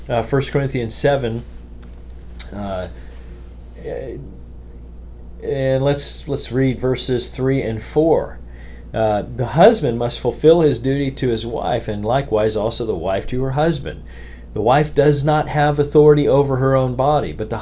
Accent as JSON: {"language": "English", "country": "United States", "said": "As an American"}